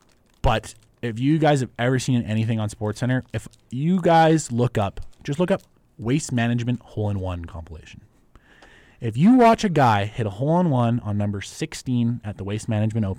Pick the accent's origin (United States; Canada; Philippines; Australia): Canada; being Canadian